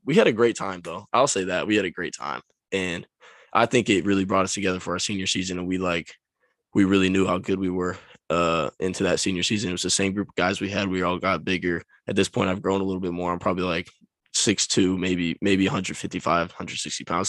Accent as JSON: {"language": "English", "town": "Folsom", "region": "California", "country": "United States", "tie": "born or raised there", "said": "I grew up in Folsom, California."}